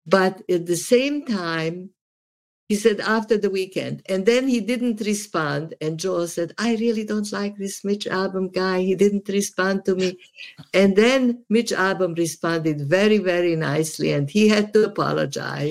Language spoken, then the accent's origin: English; Subotica, Vojvodina, Serbia; now in United States; I am from Yugoslavia